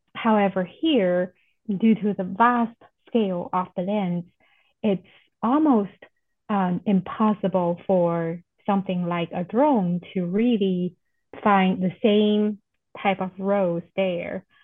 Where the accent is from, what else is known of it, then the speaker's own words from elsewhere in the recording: China; moved away as an adult; also born or lived in Oklahoma, United States; now in Nebraska, United States; I am originally from China and I came to US for graduate st study